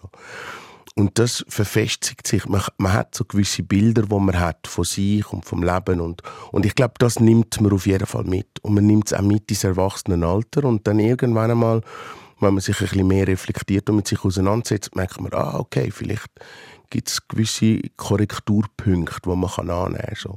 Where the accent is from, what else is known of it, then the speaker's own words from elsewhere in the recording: Switzerland; in meiner Heimat